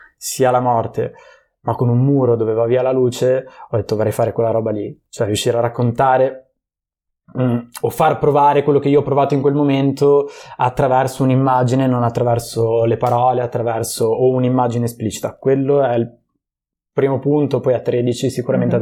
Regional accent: Genoa, Liguria, Italy; also born or lived in Prague; io sono di Genova

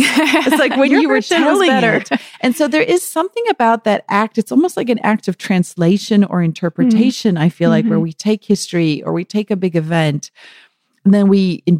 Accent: KwaZulu-Natal, South Africa; I was born in KwaZulu-Natal, so the Zulu nation has always been very important to my father

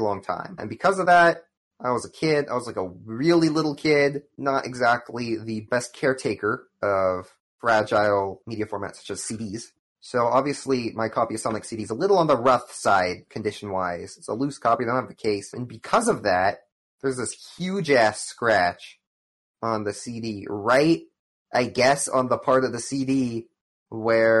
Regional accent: United States; I'm an American

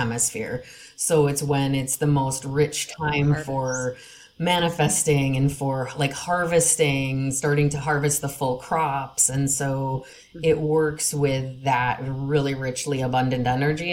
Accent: Wisconsin, United States; now in Minnesota, United States; I grew up in Wisconsin

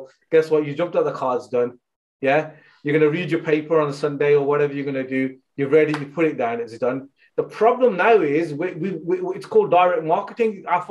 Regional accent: United Kingdom; You know, we're British Sikhs, really. That's what we are, yeah? And we have love for Punjab. We're proud to be Punjabi as well, yeah?

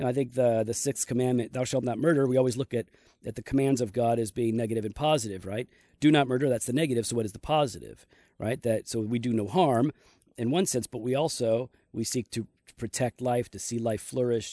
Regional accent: United States; as an American.

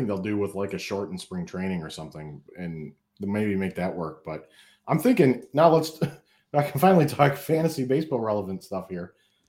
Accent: Flint, Michigan, United States; my hometown Flint Generals

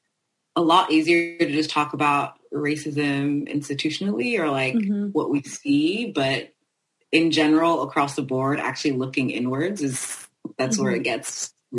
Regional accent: France; I was raised in France

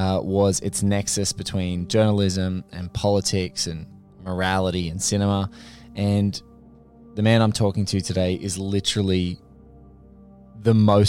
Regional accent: Australia; the only annoying thing for me as an Australian is that I can't see the damn show.

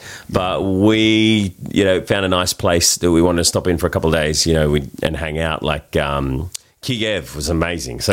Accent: Sydney, New South Wales, Australia; accent: Australian; we're from Bondi.

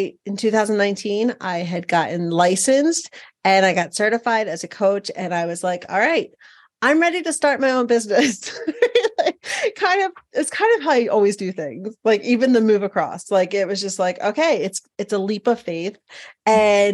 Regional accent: Philadelphia, Pennsylvania, United States; moved away as an adult; also born or lived in Montana; now in Billings, United States; I'm originally from Philadelphia, Pennsylvania, or the suburbs

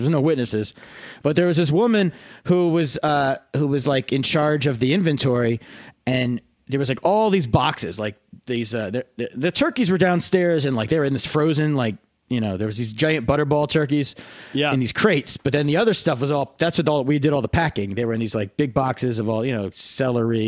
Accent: Pennsylvania Dutch country, United States; I grew up in Pennsylvania Dutch country

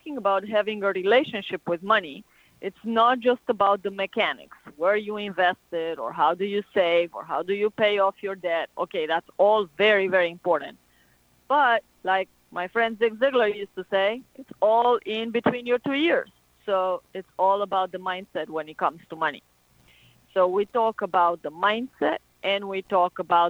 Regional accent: Romania; moved away as an adult; now in United States; I'm from Romania. So I come from a country that has a whole lot of superstition.

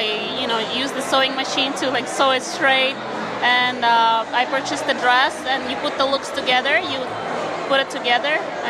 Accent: Ukraine; moved away; I'm from Ukraine originally, so I grew up learning classical ballet and Ukrainian folk dance.

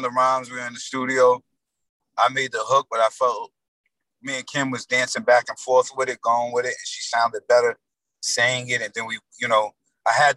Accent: Yonkers, New York, United States; we are from Yonkers

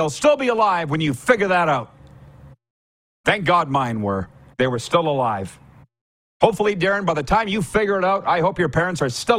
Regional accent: Saskatchewan, Canada; also born or lived in South Florida; now in Florida, United States; But I'm originally, they're like, where are you from? I said, you're not going to believe this, but a small town, and little town in Saskatchewan.

